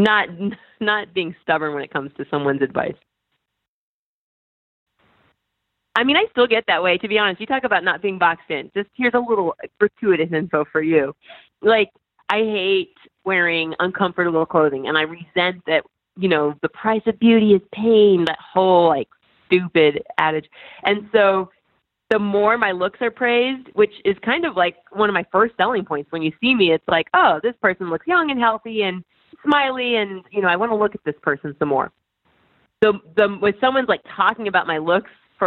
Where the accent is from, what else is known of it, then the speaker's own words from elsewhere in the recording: Indiana, United States; moved away; also born or lived in New York; I'm from Indiana and, you know, Hoosiers was really big for us then